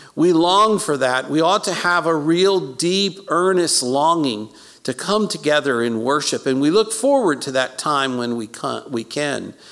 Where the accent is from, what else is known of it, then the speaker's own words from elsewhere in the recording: Baltimore, Maryland, United States; I was born in South Baltimore at uh, South Baltimore General Hospital